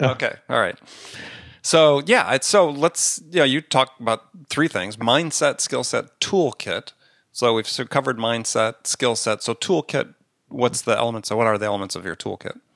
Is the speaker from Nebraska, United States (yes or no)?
no; Wisconsin, United States; I grew up in Wisconsin at the time when the Packers were at their heyday